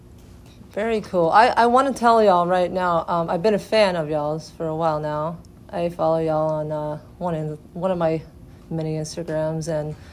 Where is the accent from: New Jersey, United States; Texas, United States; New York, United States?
Texas, United States; I'm from Texas